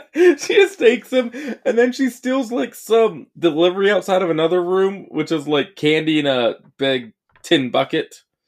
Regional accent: United States; I'm American.

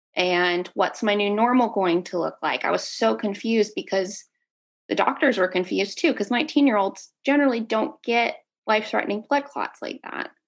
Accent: Dallas, Texas, United States; I am from Dallas, Texas.

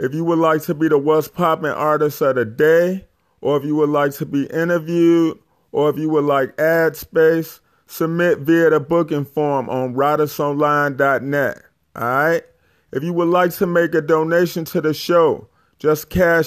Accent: Chicago, Illinois, United States; born or raised there

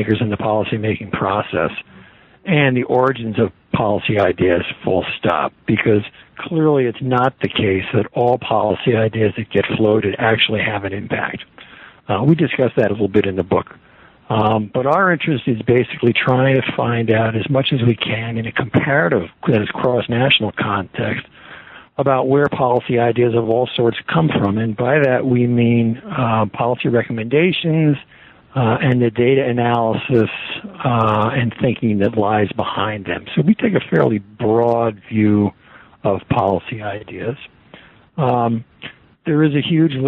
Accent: United States; I'm an American

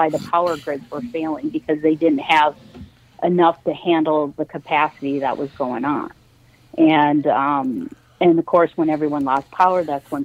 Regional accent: Minnesota, United States; being a Minnesotan

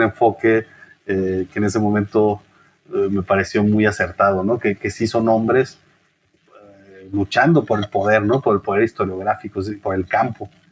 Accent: Chihuahua, Mexico; moved away as an adult; also born or lived in Guadalajara / Mexico City / Michoacán; now in Querétaro, Mexico; por lo menos en mi caso como norteño, quizás que el norteño es muy particular, ¿no? Esa idea de eh, la distancia, el distanciamiento hacia el centro del país. Entonces para mí salirme de Chihuahua

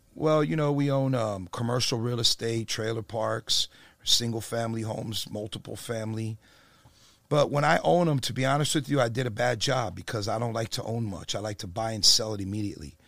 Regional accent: Perth Amboy, New Jersey, United States; moved away; I'm from Jersey originally

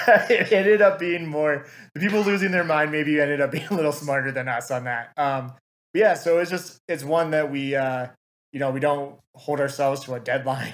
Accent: Lansing, Michigan, United States; grew up in the Lansing area.

